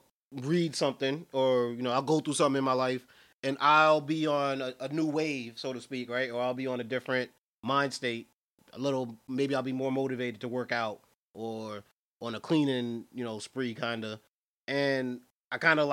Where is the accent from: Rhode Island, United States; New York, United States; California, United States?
New York, United States; New York City; we're from New York City